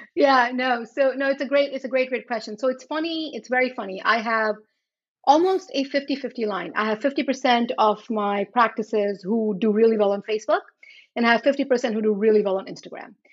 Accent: Charlotte Amalie, U.S. Virgin Islands; moved away; also born or lived in India; I grew up in the Virgin Islands.

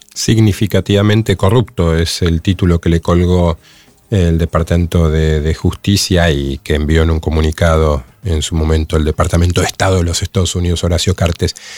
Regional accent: Argentina; somos, los argentinos

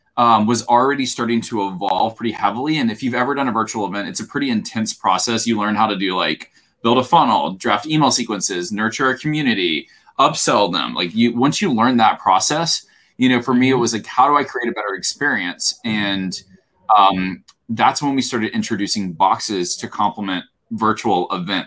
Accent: Alabama, United States; I grew up in Alabama

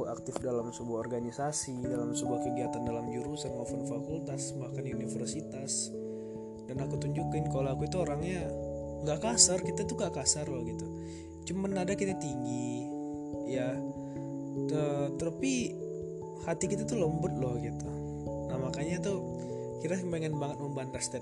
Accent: Mandailing, North Sumatra, Indonesia; Ketika aku sebut nama daerah aku, Mandailing, semua bertanya. Ada juga sebagian yang tahu. Mandailing di mana sih? Nah, Mandailing itu ada di Sumatera Utara.

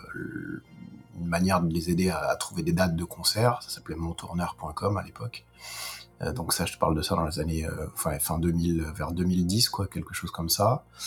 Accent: Lyon, Auvergne-Rhône-Alpes, France; moved away; moi, je suis lyonnais, déjà. Ça, c'est une chose à préciser, parce que, puisque je, j'ai, j'ai, je suis né à Lyon

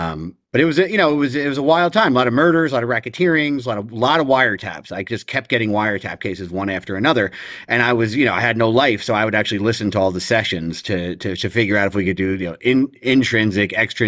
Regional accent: New Jersey, United States; And so I grew up in poverty. I was raised primarily in Ocean County, I think, as I said.

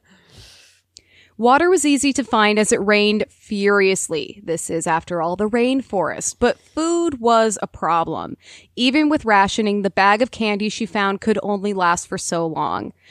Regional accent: Minnesota, United States; being a Minnesotan

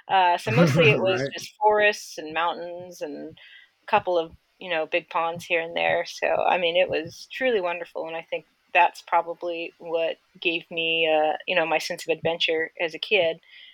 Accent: Sacramento, California, United States; I grew up in the Sacramento area of California, and I had a very fortunate circumstance of being born into a cattle ranching family

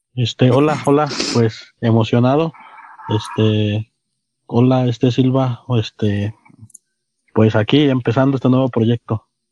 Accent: Ciudad Cooperativa Cruz Azul, Hidalgo, Mexico; nací aquí en Ciudad Cooperativa Cruz Azul y desde siempre he vivido aquí.

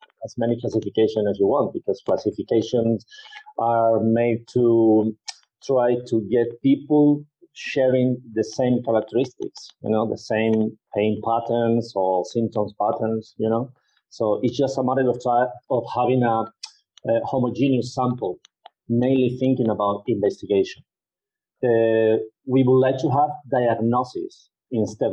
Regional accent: Spain; I was born in Spain and I live in Spain

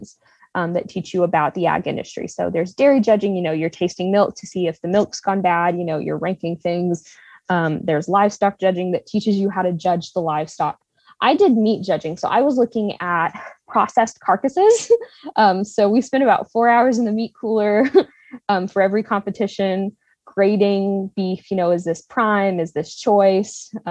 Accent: Texas, United States; We're from Texas

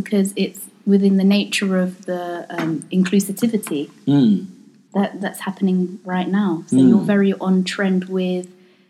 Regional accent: London, United Kingdom; I'm from Lewisham, I'm from London.

